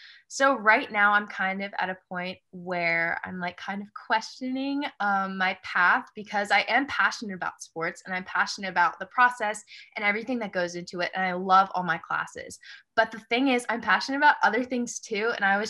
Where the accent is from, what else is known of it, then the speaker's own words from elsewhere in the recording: United States; moved away as an adult; now in Canada; I'm in my second year in sport media. I'm actually from the States too.